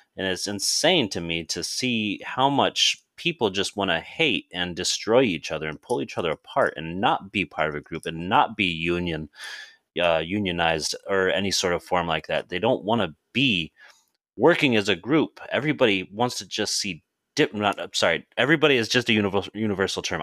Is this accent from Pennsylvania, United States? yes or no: no; South Dakota, United States; now in Indiana, United States; growing up Native American, I grew up in South Dakota, and I moved to Indiana probably in, I think I wanna say it was two thousand